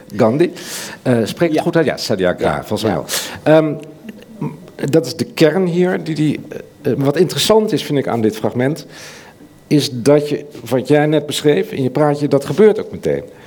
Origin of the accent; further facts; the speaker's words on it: Netherlands; als Nederlander